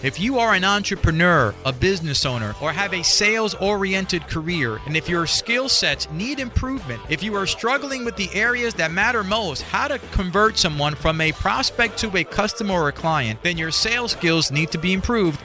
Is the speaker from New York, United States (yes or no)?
yes; New York City, New York, United States; I grew up in Spanish Harlem and in the barrio